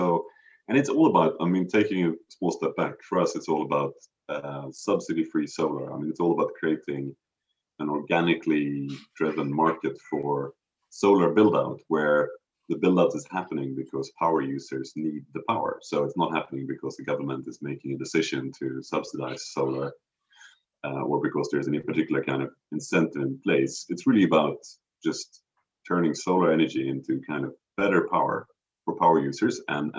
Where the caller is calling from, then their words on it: Stockholm, Stockholm County, Sweden; also born or lived in Cambridge; I'm calling you from Stockholm, which is where I'm based and live these days.